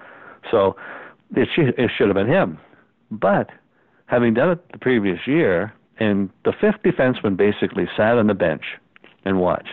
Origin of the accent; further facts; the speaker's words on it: Kingston, Ontario, Canada; And when we're from Kingston